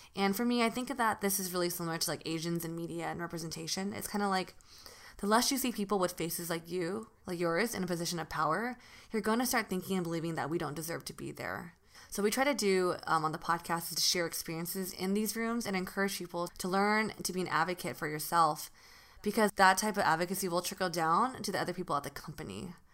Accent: Northern California, United States; moved away as an adult; now in Los Angeles, United States; I live in LA now, but I'm from Northern California

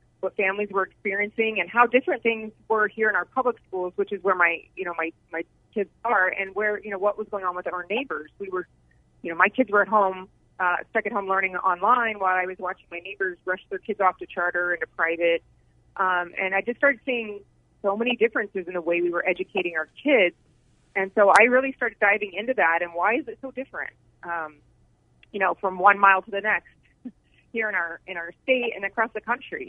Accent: Indiana, United States; moved away as an adult; also born or lived in Arizona; now in Scottsdale, United States; I grew up in Indiana and moved to Arizona probably about 2 decades ago with my husband

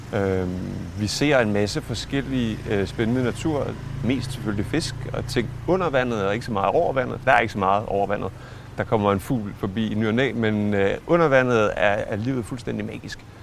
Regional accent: Denmark

